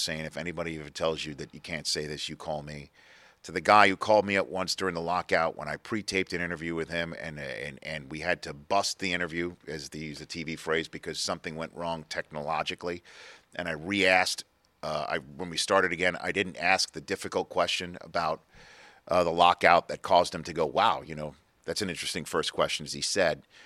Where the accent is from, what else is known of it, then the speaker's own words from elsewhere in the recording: New York City, New York, United States; I grew up in New York City.